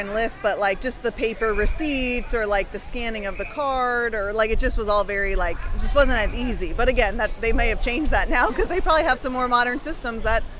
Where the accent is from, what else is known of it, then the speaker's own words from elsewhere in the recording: Arlington, Virginia, United States; Arlington, Virginia.